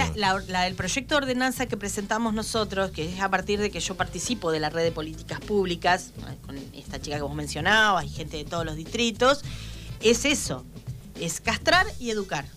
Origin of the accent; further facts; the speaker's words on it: Argentina; como, como argentinos